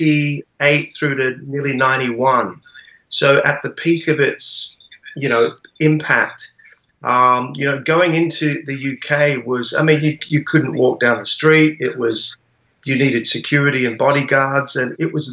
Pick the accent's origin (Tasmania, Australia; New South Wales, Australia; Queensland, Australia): Tasmania, Australia; Hobart; moved away; also born or lived in London; I was born in Hobart in 1971